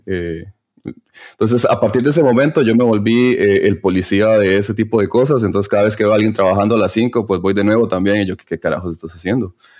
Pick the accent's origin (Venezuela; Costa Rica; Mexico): Costa Rica; moved away as an adult; now in Berlin, Germany; somos de Costa Rica, mi esposa es de Costa Rica